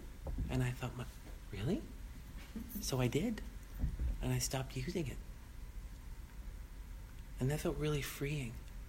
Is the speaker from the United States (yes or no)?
yes; Boston, Massachusetts, United States; You know, I came from Boston, the East Coast.